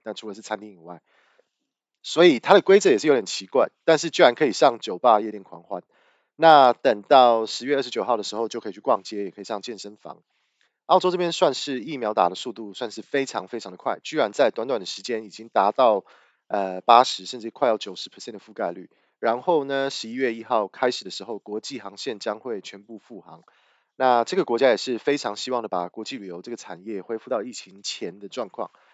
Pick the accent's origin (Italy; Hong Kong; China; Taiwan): Taiwan; moved away as an adult; also born or lived in Australia; now in Melbourne, Australia; 我的家乡就是台湾